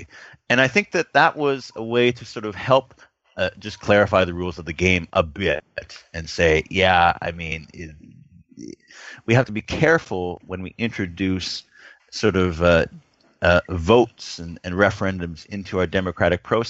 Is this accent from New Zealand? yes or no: no; Canada; I'm Canadian.